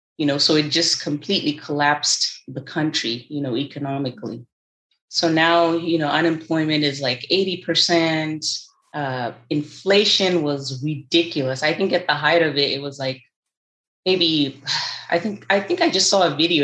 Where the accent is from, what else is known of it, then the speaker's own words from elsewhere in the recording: Zimbabwe; moved away as an adult; now in United States; I was born and raised in Zimbabwe. I came to the United States at the age of 19.